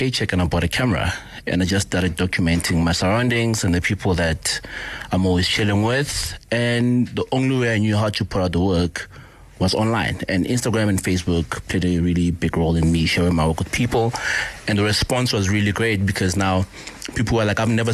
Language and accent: English; Polokwane, Limpopo, South Africa; also born or lived in Alexandra, Johannesburg; I was born in Alex, but I was bred in Polokwane